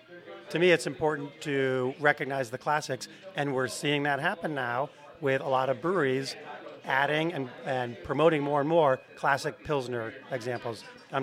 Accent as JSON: {"language": "English", "region": "Massachusetts", "country": "United States", "tie": "born or raised there", "also_born_or_lived": "Connecticut", "moved": "as an adult", "lives_now": "St. Louis, United States", "said": "Born in Massachusetts."}